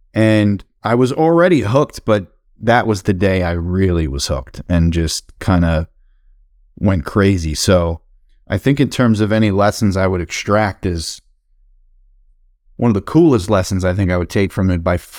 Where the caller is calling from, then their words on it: Long Island, New York, United States; I live, I'm in Long Island, New York, and just hoping my kids don't walk in at any second.